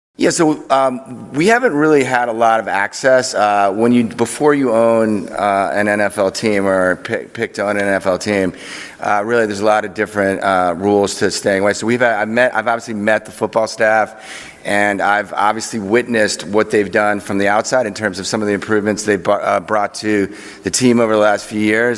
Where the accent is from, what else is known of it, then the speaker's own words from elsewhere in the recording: Chevy Chase, Maryland, United States; also born or lived in Washington, D.C.; as a youth growing up in Washington